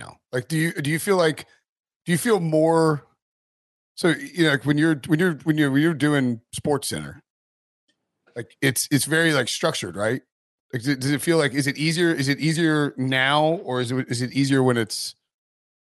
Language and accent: English; United Kingdom; I'm British